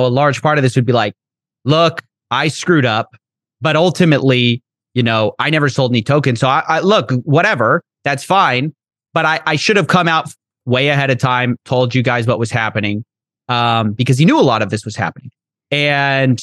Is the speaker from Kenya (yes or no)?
no; Texas, United States; I'm from Texas.